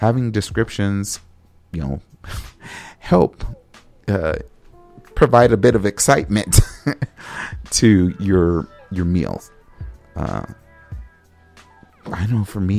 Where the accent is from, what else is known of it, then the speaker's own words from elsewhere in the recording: United States; I'm an American